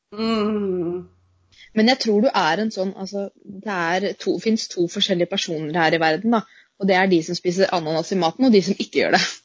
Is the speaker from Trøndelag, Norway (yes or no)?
no; Moss, Østfold, Norway; er jo fra Moss